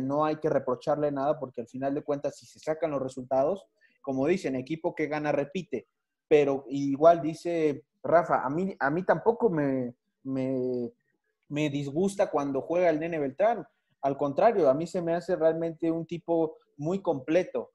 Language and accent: Spanish; Mexico City, Mexico; la, ciudad de donde yo soy